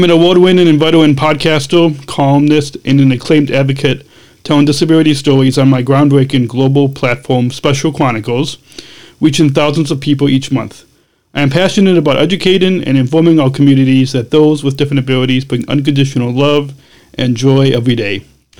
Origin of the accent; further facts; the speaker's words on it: Illinois, United States; my home state of Illinois.